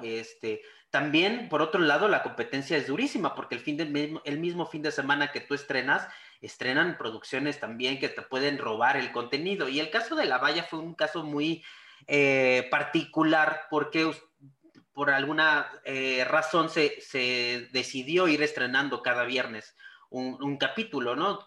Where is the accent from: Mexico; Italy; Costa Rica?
Mexico